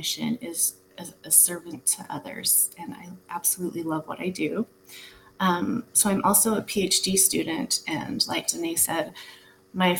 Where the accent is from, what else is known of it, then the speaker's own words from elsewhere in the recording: Utah, United States; moved away; I was raised in Utah as a Mormon